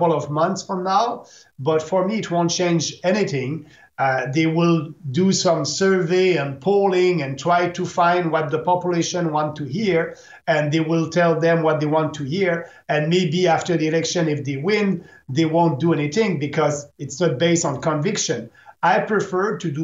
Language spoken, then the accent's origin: English; Canada